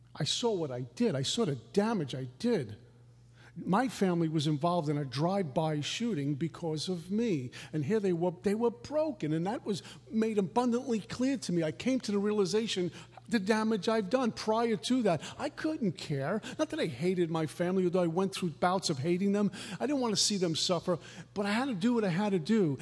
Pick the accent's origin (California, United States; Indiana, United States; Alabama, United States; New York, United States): New York, United States; New York City; also born or lived in Minnesota; I was a new kid, a punk from Brooklyn.